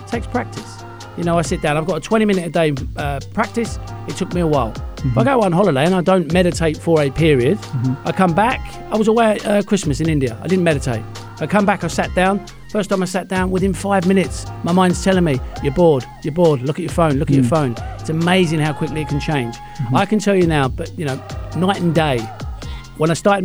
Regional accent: England, United Kingdom; now in United Arab Emirates; being English

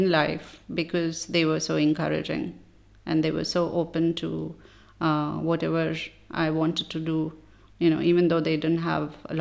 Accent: Delhi, India; also born or lived in Hyderabad, India; I was born in Hyderabad. Which is in southern India. And then we moved to Delhi when I was in class 3. And the rest of the time, basically I grew up in Delhi.

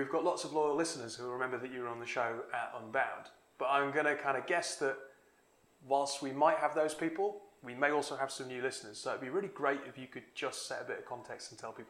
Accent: Newcastle upon Tyne, North East England, United Kingdom

